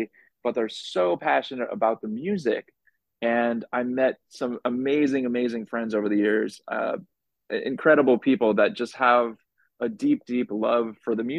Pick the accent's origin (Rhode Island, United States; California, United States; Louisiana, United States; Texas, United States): California, United States; Los Angeles; moved away as an adult; now in New York City, United States; I'm originally from Los Angeles